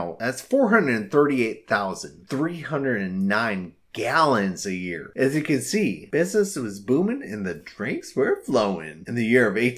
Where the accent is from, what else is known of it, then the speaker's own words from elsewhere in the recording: Illinois, United States; my home state of Illinois